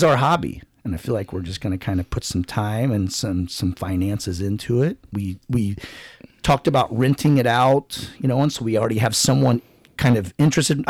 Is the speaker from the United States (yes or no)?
yes; United States; I'm from Calhoun